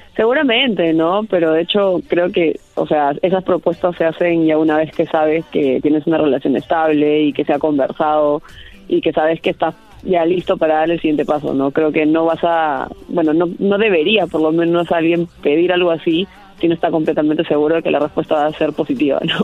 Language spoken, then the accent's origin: Spanish; Peru